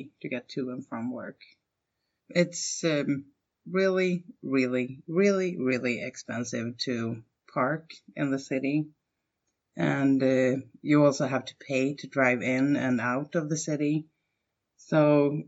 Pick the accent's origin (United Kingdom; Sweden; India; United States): Sweden; Stockholm, Stockholm County; my hometown and the capital of Sweden, Stockholm